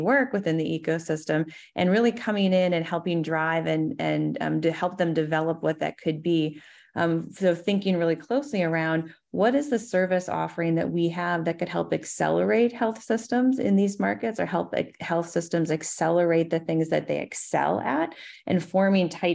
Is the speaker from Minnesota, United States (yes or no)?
yes; Minnesota, United States; my home state of Minnesota